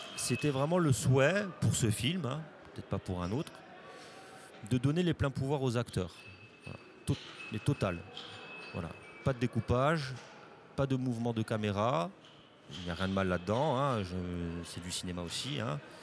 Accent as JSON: {"language": "French", "region": "Corsica", "country": "France", "tie": "born or raised there", "said": "je suis né en Corse, j'ai grandi en Corse, j'y suis parti pour, mon, travail, mais j'y vis toujours"}